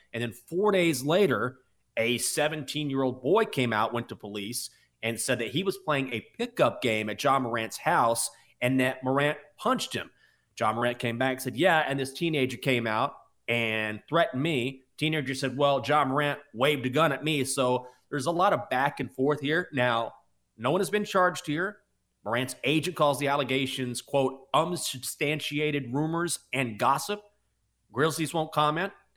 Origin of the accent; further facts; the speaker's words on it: Washington, District of Columbia, United States; It's my hometown team. or my home city team, Washington